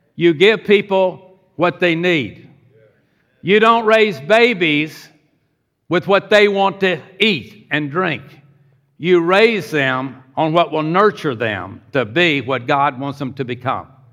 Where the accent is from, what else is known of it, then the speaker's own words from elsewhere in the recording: Pasadena, Texas, United States; also born or lived in Houston, Texas; Grew up in Pasadena, Texas, at age seven